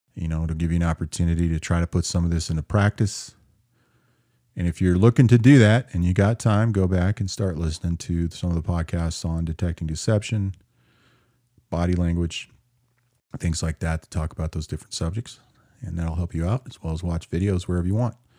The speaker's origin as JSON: {"language": "English", "town": "Seattle", "region": "Washington", "country": "United States", "tie": "born or raised there", "said": "If you can't figure out where my hometown is, 'cause it got crazy there lately, you're either not watching the news at all, or you have no idea that the mythical world of Chaz is in Seattle"}